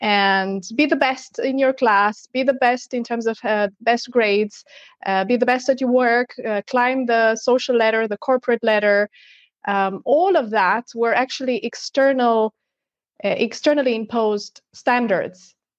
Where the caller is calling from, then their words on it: Portugal; And yes, I'm tuning in from Portugal.